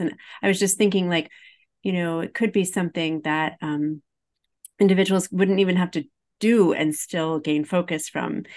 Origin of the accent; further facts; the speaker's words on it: Highland, Illinois, United States; I'm from Highland, Illinois